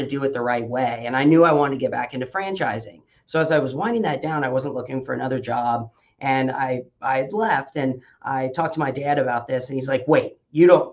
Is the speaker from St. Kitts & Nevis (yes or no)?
no; Midwest, United States; now in Omaha, United States; I grew up in the Midwest